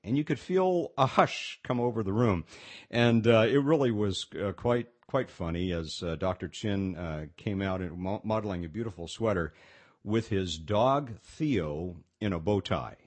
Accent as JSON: {"language": "English", "town": "Pasadena", "region": "California", "country": "United States", "tie": "born or raised there", "said": "I grew up in Pasadena, California"}